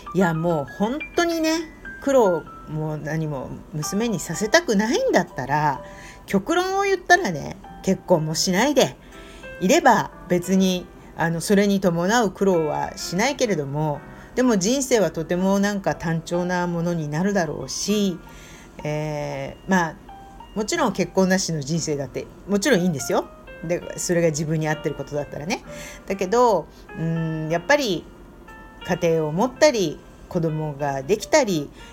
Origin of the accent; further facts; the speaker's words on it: Tokyo, Japan; now in Indonesia; 東京出身ですから、あの、そういう日本からやってきて、インドネシアの大家族で住んだりしてる